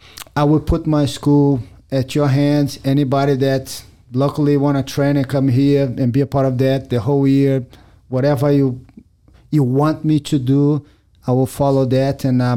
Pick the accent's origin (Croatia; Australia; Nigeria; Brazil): Brazil; English is a second language; now in United States; I love America. I came from Brazil with no accident. I love the country.